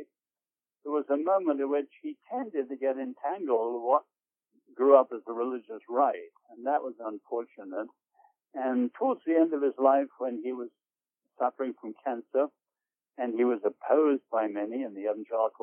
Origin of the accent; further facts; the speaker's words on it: England, United Kingdom; growing up in England, I was at London University